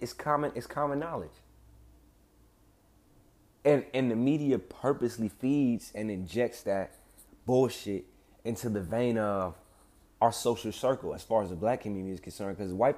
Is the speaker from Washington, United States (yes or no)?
no; Bel Air, California, United States; Just because I grew up in Bel Air, just because I dress a certain way or I talk a certain way, that's not adequate to be accepted into y'all society.